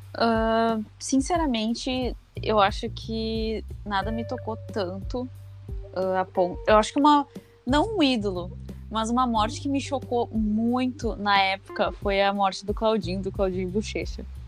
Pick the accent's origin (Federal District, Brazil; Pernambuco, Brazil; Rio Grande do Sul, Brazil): Rio Grande do Sul, Brazil; Porto Alegre; also born or lived in Alvorada; eu nasci em Porto Alegre e sigo morando aqui